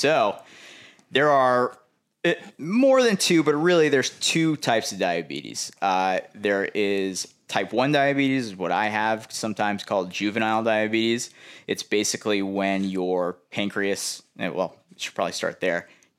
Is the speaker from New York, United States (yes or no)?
yes; Port Washington, New York, United States; moved away as an adult; now in Jacksonville Beach, United States; Originally from Long Island, New York, Port Washington, New York, right outside New York City. Grew up there, moved down to Jacks in 2013, and have been down here ever since.